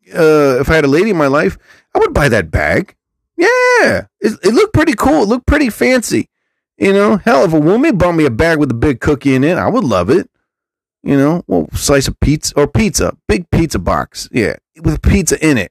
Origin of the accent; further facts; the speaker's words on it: New Jersey, United States; I'm from New Jersey. Atlantic City is like an hour away from me